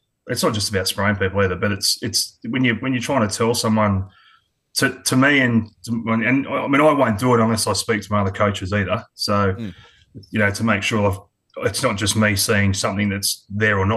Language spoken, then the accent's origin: English; Adelaide, South Australia, Australia; also born or lived in Sydney, Australia; now in Queensland, Australia; I was born in Sydney, but moved over to Adelaide when I was quite young, about three and a half